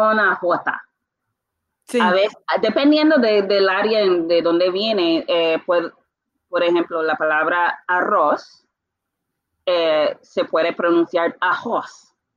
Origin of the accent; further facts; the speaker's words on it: Bermuda; Spanish is a second language; now in Puerto Rico; como nací en las Bermudas, es un país monolingüe, realmente empecé a estudiar el español muy tarde